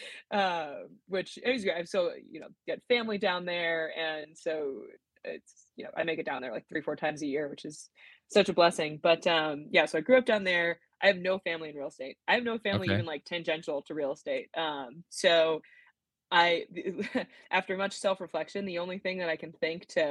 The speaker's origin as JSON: {"language": "English", "town": "San Diego", "region": "California", "country": "United States", "tie": "born or raised there", "also_born_or_lived": "La Jolla", "moved": "as an adult", "lives_now": "Sacramento, United States", "said": "I grew up in San Diego, in coastal San Diego"}